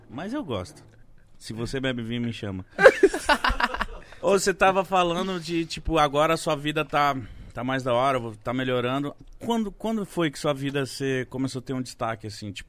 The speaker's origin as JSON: {"language": "Portuguese", "town": "Belém", "region": "Pará", "country": "Brazil", "lives_now": "Uberlândia, Brazil", "said": "Que eu sou paraense e tal, mas eu falei, mano, nunca morei. Eu morei mais em Uberlândia do que em Belém"}